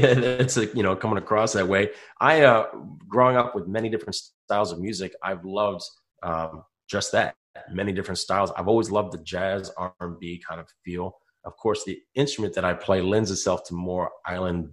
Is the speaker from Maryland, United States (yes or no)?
yes; Baltimore, Maryland, United States; moved away as an adult; now in Florida, United States; my hometown in Baltimore